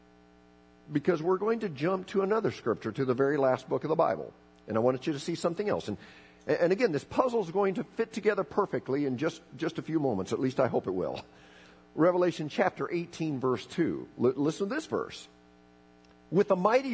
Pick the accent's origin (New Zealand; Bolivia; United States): Bolivia; I was raised in Bolivia